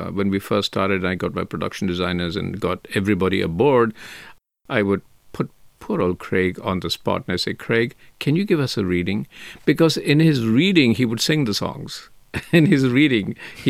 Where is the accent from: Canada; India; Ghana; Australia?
India; Mumbai, Maharashtra; I come from Mumbai